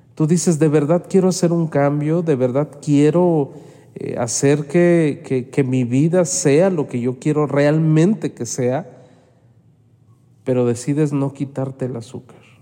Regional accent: Mexico; no me había tocado ver en mi país esa situación de salud

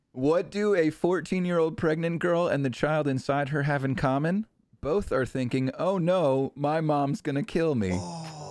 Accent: New England, United States; I am from New England

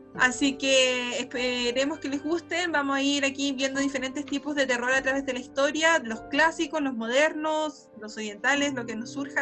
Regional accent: Concepción, Biobío, Chile; yo soy de Concepción

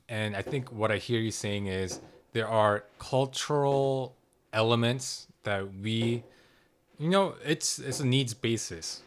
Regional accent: United States; growing up in America

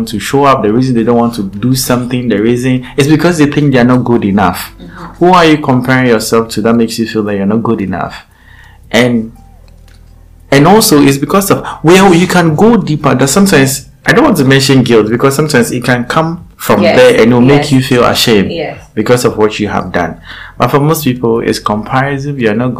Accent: Eastern Region, Ghana; English is a second language; When I come from Edukomekuapem, I speak Chiripon

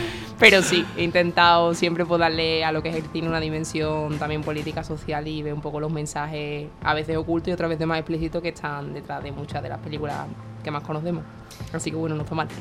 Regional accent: Seville, Andalusia, Spain; also born or lived in Granada; me crié en Sevilla

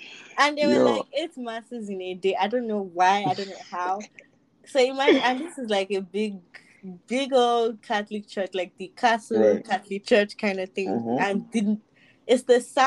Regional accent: Lagos, Nigeria; all of us, because we're from Ajegunle

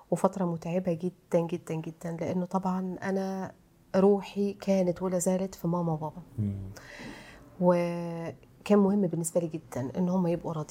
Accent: Egypt; الكلمه دي عندنا في مصر

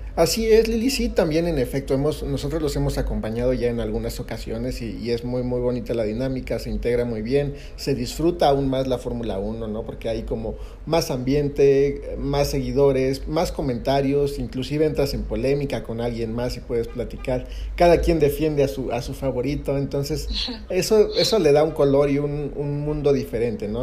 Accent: Mexico; como mexicanos

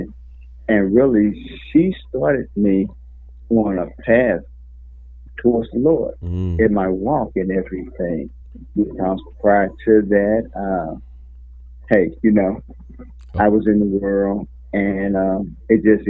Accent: St. Louis, Missouri, United States; moved away as an adult; also born or lived in California / El Paso, Texas; I'm from the Lou. And everything. Born and raised there, left St. Louis, went in the Marine Corps

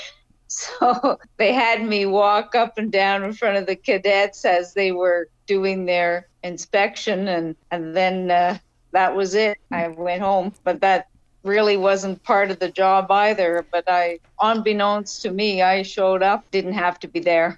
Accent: Rouyn-Noranda, Quebec, Canada; moved away as an adult; also born or lived in Montreal / St. Lazare; now in Prince Edward Island, Canada; But I was born in northern Quebec in a town called Noranda. It was a mining town, a copper mining town

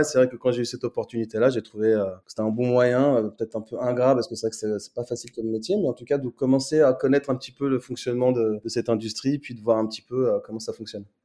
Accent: Nanterre, Île-de-France, France; Je suis né, né et grandi à Nanterre dans le 92, donc région parisienne

